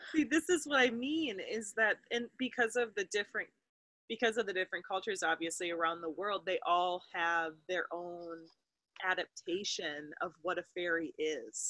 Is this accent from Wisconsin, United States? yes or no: yes; Wisconsin, United States; Hannah and I grew up in Wisconsin